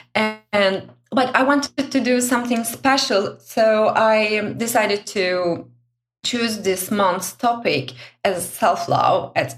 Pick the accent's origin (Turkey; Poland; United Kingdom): Turkey; now in Brussels, Belgium; I'm originally from Turkey.